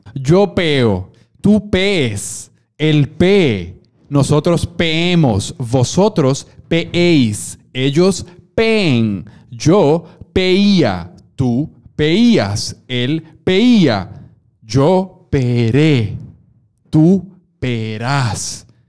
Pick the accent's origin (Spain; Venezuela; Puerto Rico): Puerto Rico; nosotros, obviamente, como buenos puertorriqueños